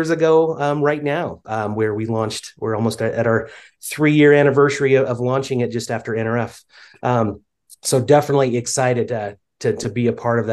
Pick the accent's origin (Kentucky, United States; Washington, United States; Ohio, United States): Washington, United States; Spokane; now in Utah, United States; I grew up in the Pacific Northwest in Spokane, Washington area. I currently live in Utah